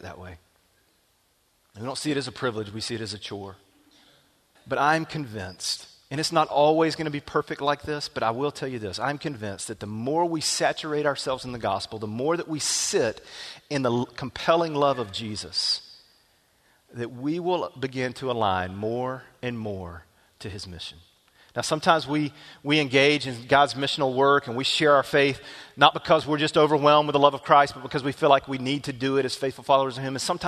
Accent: small town Alabama, United States; my hometown, small town Alabama

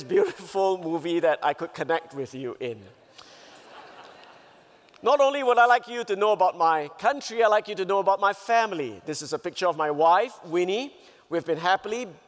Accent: Singapore; I come from Singapore

